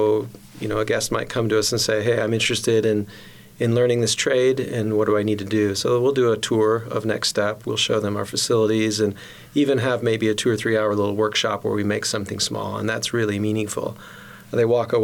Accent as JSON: {"language": "English", "town": "Grand Rapids", "region": "Michigan", "country": "United States", "tie": "born or raised there", "also_born_or_lived": "North Carolina / Morocco", "moved": "as an adult", "said": "I grew up in Grand Rapids in West Michigan"}